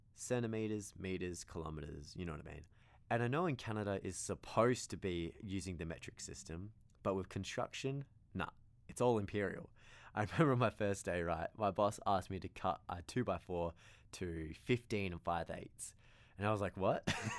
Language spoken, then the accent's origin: English; Australia; I came from Australia, not really knowing much at all about construction